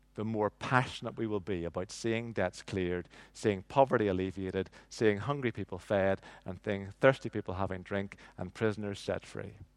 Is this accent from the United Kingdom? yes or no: yes; Northern Ireland, United Kingdom; I grew up in nineteen seventies and nineteen eighties in, in Northern Ireland